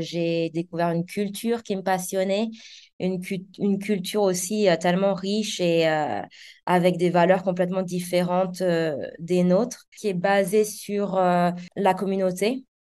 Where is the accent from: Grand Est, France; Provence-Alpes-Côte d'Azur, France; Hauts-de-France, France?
Grand Est, France; Alsace; moved away as an adult; also born or lived in London; now in Zanzibar, Tanzania; je suis née et j'ai grandi en Alsace, euh, dans un petit village